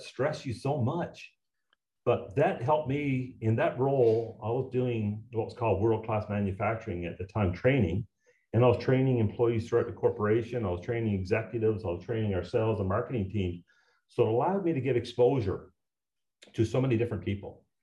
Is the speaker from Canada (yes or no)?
yes; Garnish, Newfoundland and Labrador, Canada; moved away; also born or lived in Point Rosie, Newfoundland; I'm a new from Newfoundland, and I'm proud of it. Uh, I was born uh, in this small little outport called Point Rosie. No roads, uh, 12 families, resettled when I was three to a to a, a, a town called Garnish.